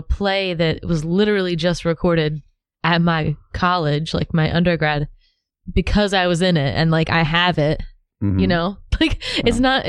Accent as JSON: {"language": "English", "region": "New Jersey", "country": "United States", "tie": "born or raised there", "said": "In New Jersey, as Joy-Z. Alon's wife, Robin, would say, the wilds of New Jersey."}